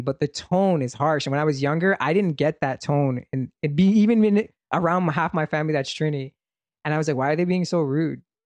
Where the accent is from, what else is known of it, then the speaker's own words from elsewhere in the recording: Brampton, Ontario, Canada; I was from Brampton